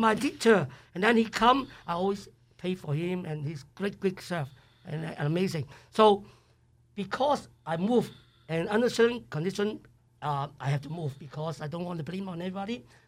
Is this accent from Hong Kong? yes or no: yes; Hong Kong; English is a second language; moved away as an adult; also born or lived in Idaho; now in United States; I come from Hong Kong, uh, nineteen seventy-two, uh, September eleven